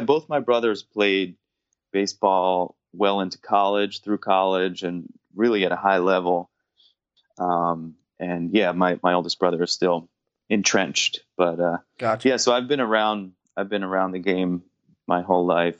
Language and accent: English; New Jersey, United States; growing up in New Jersey